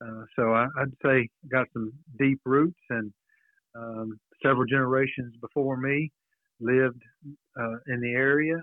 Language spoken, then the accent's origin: English; Alvarado, Texas, United States; I was born in Alvarado, just north of downtown square, a few blocks